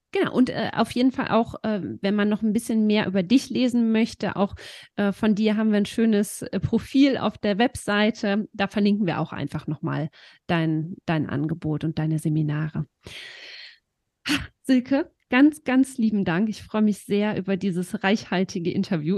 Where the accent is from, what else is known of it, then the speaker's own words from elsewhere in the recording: Eifel, Germany; bei uns in der Eifel